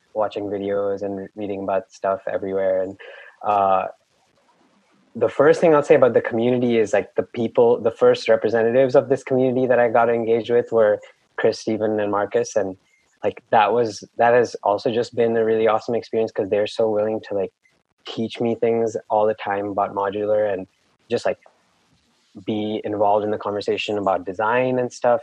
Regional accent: Mumbai, Maharashtra, India; moved away as an adult; also born or lived in Claremont, California; now in United States; I actually spent all of my, like, most of my formative years growing up in Mumbai, India. Uh, so, like, elementary school, middle school, and high school, uh, I was living in India

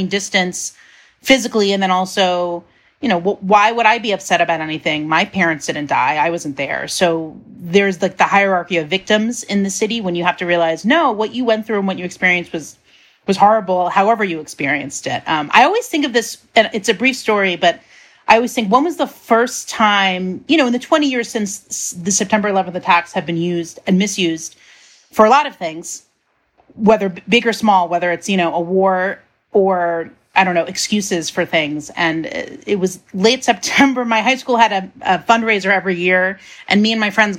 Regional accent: New York City, New York, United States; I grew up in Queens, so I'm 35, so I was 15 at the time and in high school

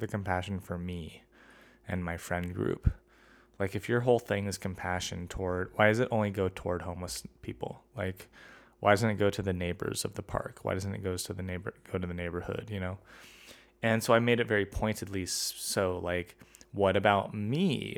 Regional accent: United States; I'm an American

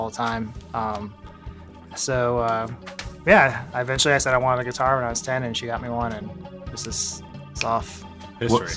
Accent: Baltimore, Maryland, United States; Uh, Baltimore, Maryland.

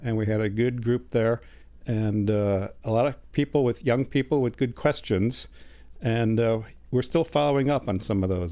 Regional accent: Chicago, Illinois, United States; moved away as an adult; also born or lived in Germany; now in Tennessee, United States; I was born in Germany, but I grew up in Chicago. We came, uh, immigrated to Chicago when I was an infant

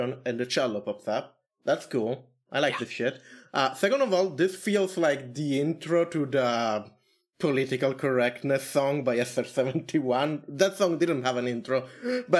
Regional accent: Canada; I'm Canadian

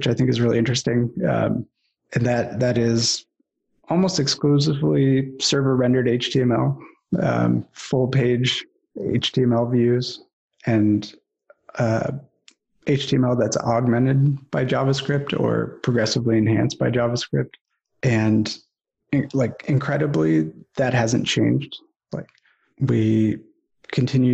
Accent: Ann Arbor, Michigan, United States; moved away as an adult; also born or lived in Los Angeles, California; I grew up here in Ann Arbor, Michigan.

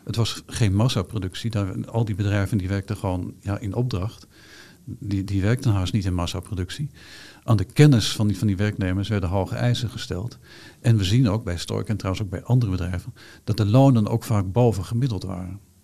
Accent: Hengelo, Overijssel, Netherlands; ik ben natuurlijk geboren en getogen in Hengelo

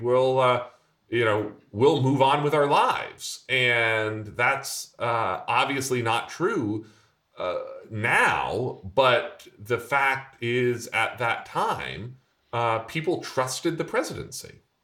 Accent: Vermont, United States; my home state senator, uh, Patrick Leahy

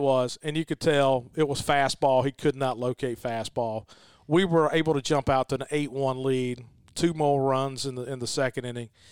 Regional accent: Noxapater / Nanih Waiya, Winston County, Mississippi, United States; I'm a Winston County guy, too, and I'm a Nanawoya guy

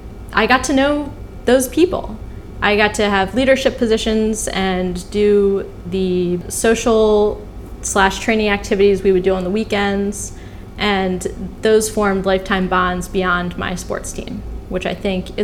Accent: Baltimore, Maryland, United States; I come from Baltimore, Maryland, home of lacrosse

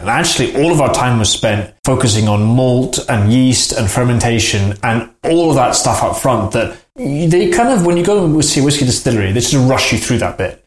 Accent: Edinburgh, Scotland, United Kingdom; when I was growing up in Edinburgh in the eighties

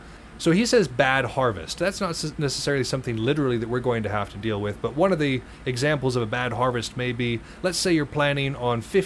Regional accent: Montana, United States; I come from Montana

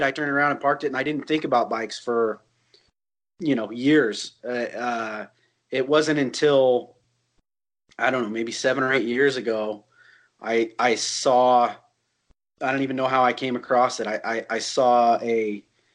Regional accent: Northern California, United States; also born or lived in Sonoma / Bay Area; I grew up in Northern California. I was born in Sonoma and the Bay Area

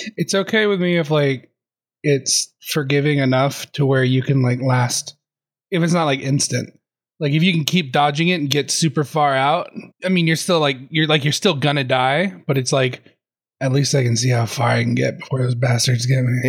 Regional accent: Arizona, United States; also born or lived in Seattle / Vancouver; now in Canada; I'm from Arizona, and then I moved to Seattle

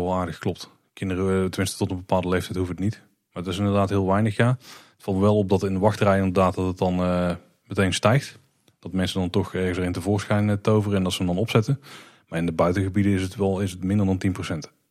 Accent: Netherlands; als Nederlanders

